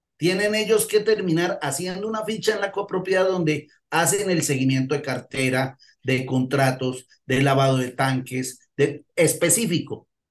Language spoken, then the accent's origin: Spanish; Colombia; Aquí en Colombia